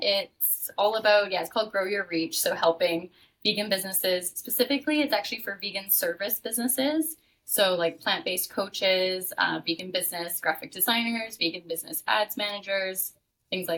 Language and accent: English; Canada; moved away as an adult; now in Playa del Carmen, Mexico; I'm living in Playa del Carmen, Mexico right now. Because I'm from Canada originally